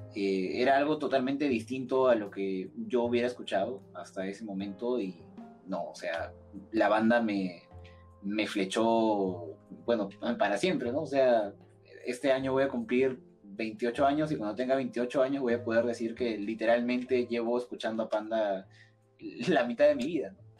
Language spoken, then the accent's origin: Spanish; Lima, Peru; soy de Lima, Perú